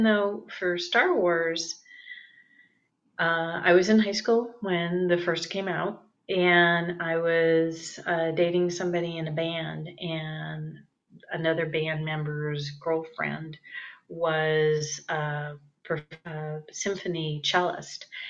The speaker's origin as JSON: {"language": "English", "town": "San Francisco", "region": "California", "country": "United States", "tie": "born or raised there", "also_born_or_lived": "Santa Barbara, California", "moved": "as an adult", "said": "I grew up in the San Francisco Bay Area."}